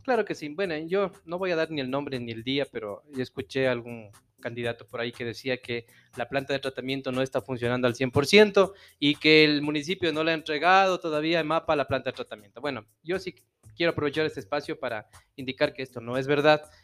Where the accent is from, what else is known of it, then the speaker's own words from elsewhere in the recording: Puyo, Pastaza, Ecuador; moved away as an adult; now in Ambato, Ecuador; yo soy de la provincia de Pastaza, soy del Puyo